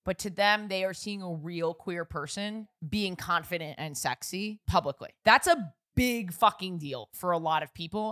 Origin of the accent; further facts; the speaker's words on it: New York City, New York, United States; I grew up in New York City